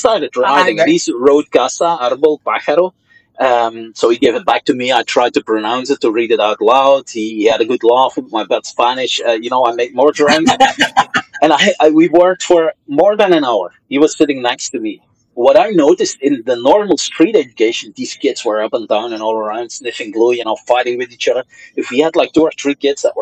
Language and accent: English; Flanders, Belgium; first language Dutch (Flemish); English is a second language; now in Brussels, Belgium; my mother tongue is Dutch, is Flemish